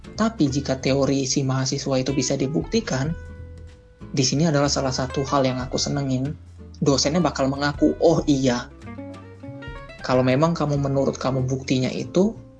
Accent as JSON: {"language": "Indonesian", "country": "Indonesia", "also_born_or_lived": "Russia", "moved": "as an adult"}